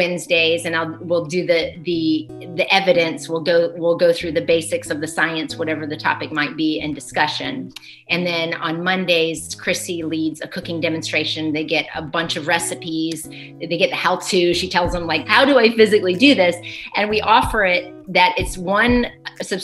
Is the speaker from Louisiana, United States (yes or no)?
no; Chattanooga, Tennessee, United States; also born or lived in New York / California; currently I'm in Chattanooga, Tennessee, in the heart of the South, which is actually where I was raised but not born. So I was born in New York.